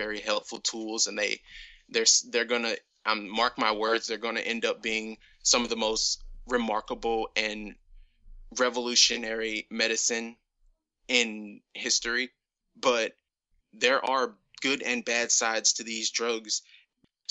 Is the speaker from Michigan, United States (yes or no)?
no; Ferguson, Missouri, United States; every store in my small town was closed. I'm actually from Ferguson, the town with Mike Brown and that whole situation that actually went down right outside my like house.